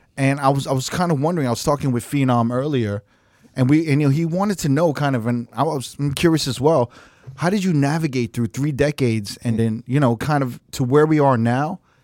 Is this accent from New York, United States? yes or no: yes; New York, United States; I'm Korean American. I grew up in, like, New York.